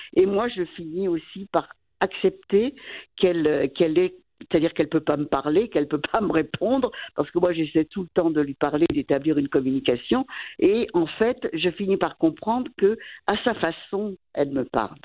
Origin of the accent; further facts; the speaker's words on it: France; moved away as an adult; now in Valais, Switzerland; on est français